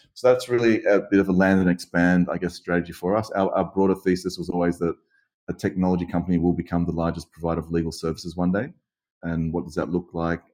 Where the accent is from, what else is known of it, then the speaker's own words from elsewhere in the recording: Sydney, New South Wales, Australia; to be born in, in such a beautiful place um, in Sydney, Australia, growing up by the beach